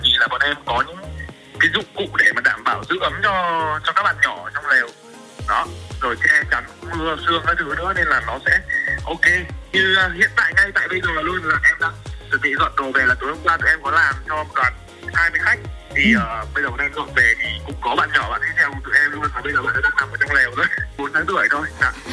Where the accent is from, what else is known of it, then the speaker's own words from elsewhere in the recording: Nam Định, Vietnam; now in Da Lat, Vietnam; em là người miền Bắc và là ừ. đặc trưng của người miền Bắc luôn là quê em ở Nam Định